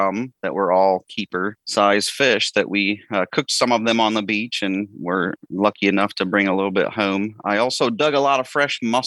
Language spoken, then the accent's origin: English; Ohio, United States; I'm from Ohio